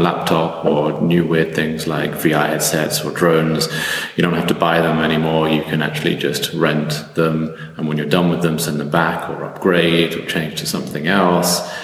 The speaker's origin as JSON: {"language": "English", "country": "United Kingdom", "moved": "as an adult", "lives_now": "Berlin, Germany", "said": "I'm originally British, but I've ended up here in Berlin for the last eight years."}